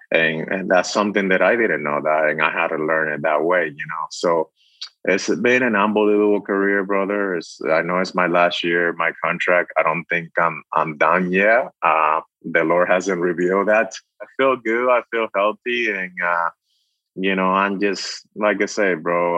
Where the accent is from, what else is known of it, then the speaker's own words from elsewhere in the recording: Dominican Republic; moved away; I was, you know, born and raised in the Dominican Republic